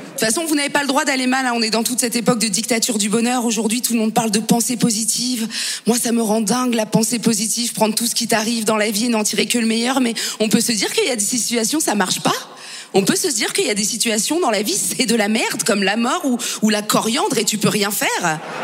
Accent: Paris, Île-de-France, France; non seulement je suis française, mais en plus je suis parisienne.

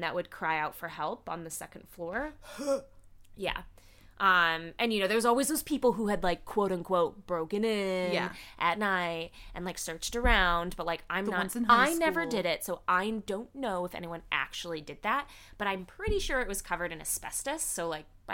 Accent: Illinois, United States; I grew up in Illinois, mid-state

